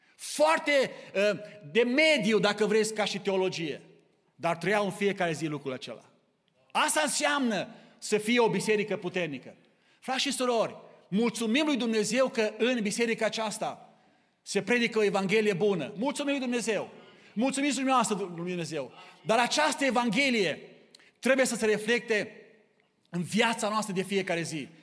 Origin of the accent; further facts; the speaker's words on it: Romania; now in Kitchener, Canada; Noi suntem aici din România, din mai multe locuri